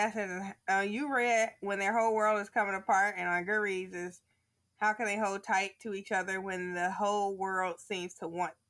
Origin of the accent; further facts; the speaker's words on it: United States; I'm American.